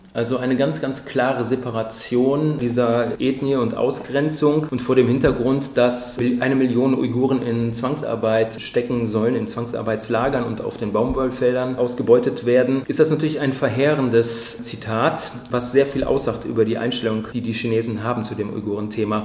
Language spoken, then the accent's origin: German; Germany; als Deutsche